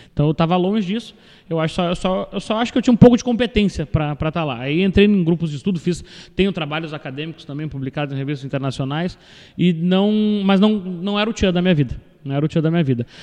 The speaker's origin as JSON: {"language": "Portuguese", "town": "Pelotas", "region": "Rio Grande do Sul", "country": "Brazil", "tie": "born or raised there", "said": "nasci em Pelotas, cresci aqui, me desenvolvi"}